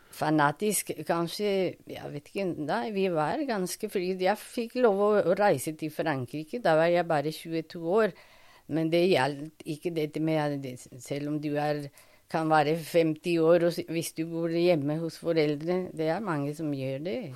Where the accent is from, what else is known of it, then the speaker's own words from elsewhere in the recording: Bogotá, Colombia; Norwegian is a second language; moved away as an adult; also born or lived in Toulouse, France / Paris, France; now in Norway; jeg er fra Colombia. Mm. Jeg ble født i Bogotá